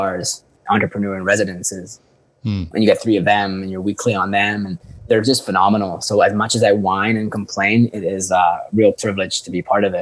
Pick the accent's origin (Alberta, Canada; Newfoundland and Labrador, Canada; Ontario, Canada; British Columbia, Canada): British Columbia, Canada; Vancouver; moved away as an adult; also born or lived in Iran / Dubai / Spain; now in Portugal; I was born in Iran and raised in Vancouver since I was four